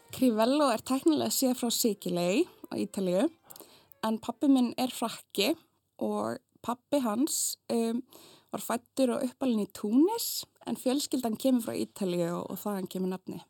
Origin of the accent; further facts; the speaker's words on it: Iceland; also born or lived in France; ég elst mest upp á Íslandi